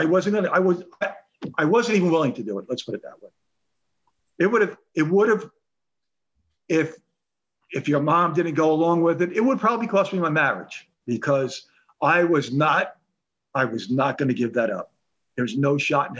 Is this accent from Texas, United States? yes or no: no; Woodbridge Township, New Jersey, United States; growing up in Woodbridge Township